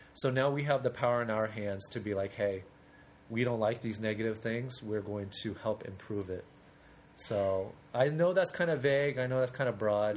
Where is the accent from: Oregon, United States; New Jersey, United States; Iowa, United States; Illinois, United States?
Oregon, United States; Portland; I'm actually from Portland